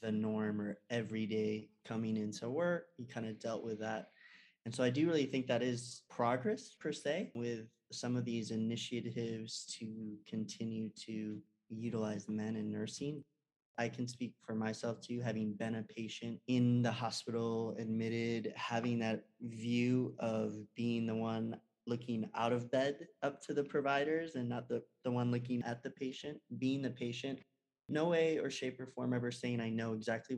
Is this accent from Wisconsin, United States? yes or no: yes; Wisconsin, United States; moved away; also born or lived in Los Angeles, California; Growing up in Wisconsin, much more Scandinavian and German